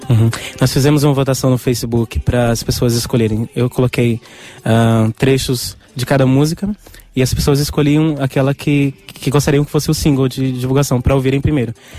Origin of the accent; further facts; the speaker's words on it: Brazil; eu sou brasileiro